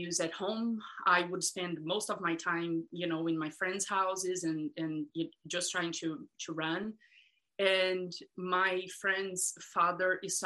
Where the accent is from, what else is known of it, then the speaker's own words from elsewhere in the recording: Brazil; moved away; I grew up in Brazil